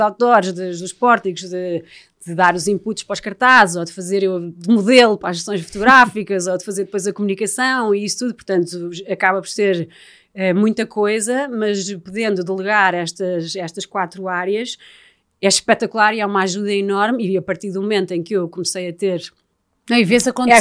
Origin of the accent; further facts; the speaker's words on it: Estoril, Lisbon, Portugal; eu também sou, sou do Estoril